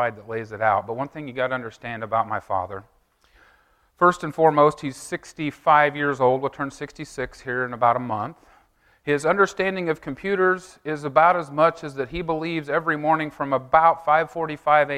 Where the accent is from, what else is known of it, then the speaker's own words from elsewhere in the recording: Effingham, Illinois, United States; I'm from Effingham, Illinois